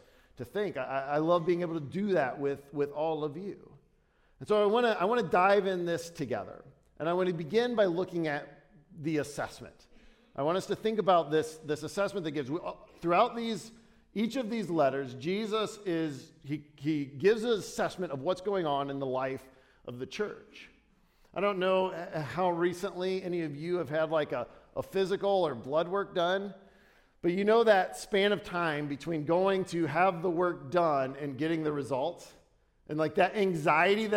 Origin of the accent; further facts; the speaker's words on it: Dayton, Ohio, United States; I'm from Dayton